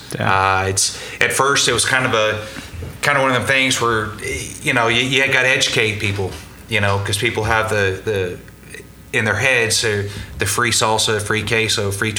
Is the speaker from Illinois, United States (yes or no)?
no; Norman, Oklahoma, United States; I've been with the company 21 years. Born and raised in Norman.